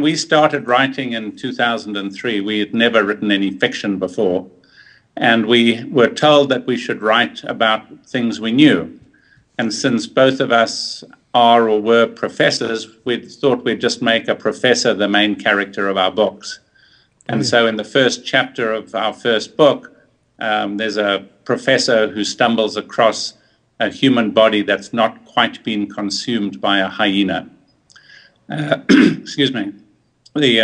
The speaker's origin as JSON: {"language": "English", "town": "Johannesburg", "region": "Gauteng", "country": "South Africa", "tie": "born or raised there", "also_born_or_lived": "Cape Town area", "moved": "as an adult", "lives_now": "Minneapolis, United States", "said": "I was born in Johannesburg and went to the States to do graduate work in 1971"}